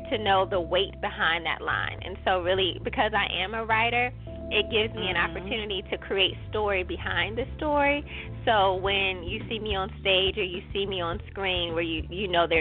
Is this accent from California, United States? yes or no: no; Newport News, Virginia, United States; now in Richmond, United States; I'm from Newport News